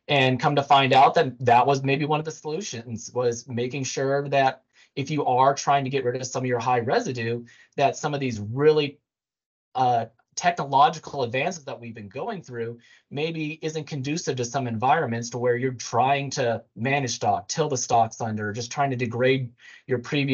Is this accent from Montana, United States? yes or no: yes; Montana, United States; now in Indiana, United States; I'm from Montana